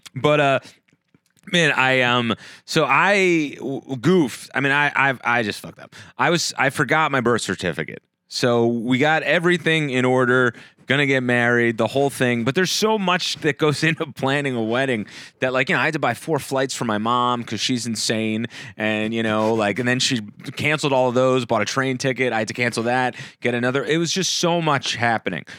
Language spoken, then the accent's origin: English; New Jersey, United States; I was born in Jersey